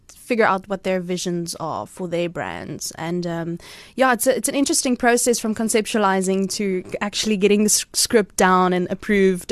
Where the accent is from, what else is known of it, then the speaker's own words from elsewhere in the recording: Cradock, Eastern Cape, South Africa; moved away as an adult; also born or lived in Potchefstroom / Johannesburg; now in Port Elizabeth, South Africa; I grew up on a dairy farm there